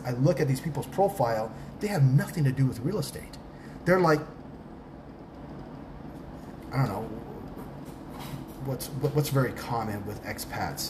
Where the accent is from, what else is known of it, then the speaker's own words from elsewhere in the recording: Tucson, Arizona, United States; first language English; moved away as an adult; also born or lived in Newport Beach, California; now in Thailand; I am an expat from Southern California, from Newport Beach, that grew up in Tucson, Arizona